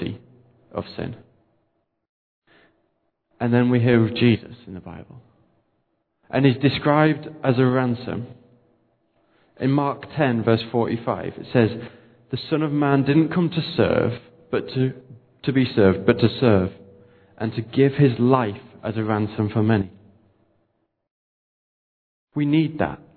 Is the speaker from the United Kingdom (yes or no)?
yes; United Kingdom; We're British